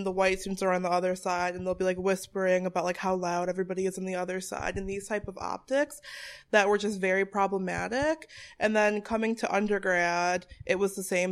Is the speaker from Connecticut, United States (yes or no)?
yes; Bristol, Connecticut, United States; also born or lived in Boston area, Massachusetts; I was born and raised in Bristol, Connecticut